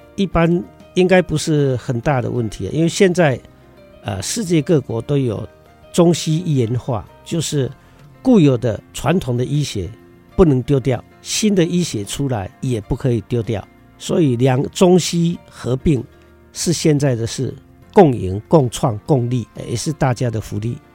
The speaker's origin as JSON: {"language": "Chinese", "country": "Taiwan", "said": "我们台湾这边专门出采红宝石，牛樟芝"}